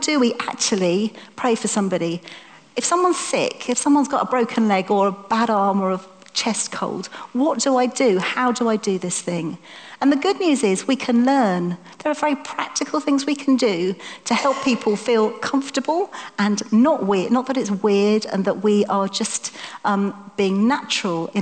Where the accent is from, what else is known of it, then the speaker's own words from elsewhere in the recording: United Kingdom; We're British